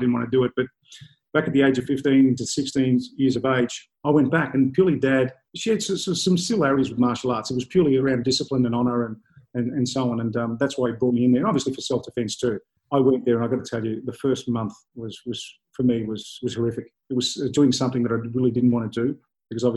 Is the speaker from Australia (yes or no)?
yes; Melbourne, Victoria, Australia; I grew up in Brunswick in a really rough and tough area in the 70s.